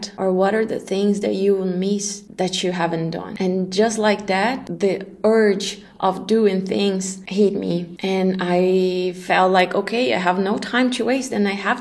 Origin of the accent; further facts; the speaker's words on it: Brazil; moved away as an adult; also born or lived in Dubai, United Arab Emirates / Kuala Lumpur, Malaysia; I'm Brazilian and I left Brazil almost a decade ago